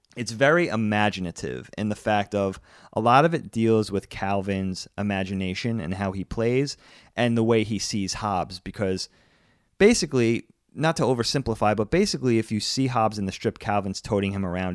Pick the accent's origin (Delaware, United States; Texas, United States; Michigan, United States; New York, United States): New York, United States; Long Island; the newspaper we got growing up on Long Island was New York's Newsday